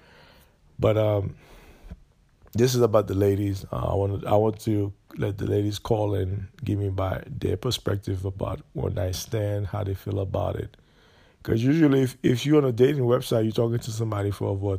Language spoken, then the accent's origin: English; Jacksonville, Florida, United States; Florida, Jacksonville, Florida, North Florida